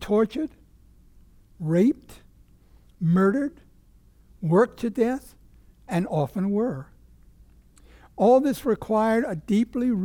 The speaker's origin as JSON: {"language": "English", "region": "Virginia", "country": "United States", "tie": "born or raised there"}